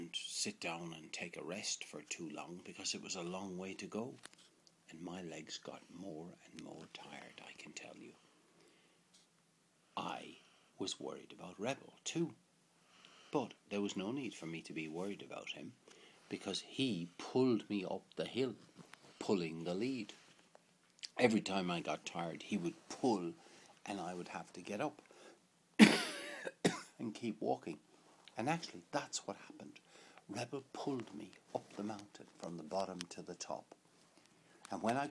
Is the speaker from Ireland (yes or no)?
yes; Limerick, Munster, Ireland; born or raised there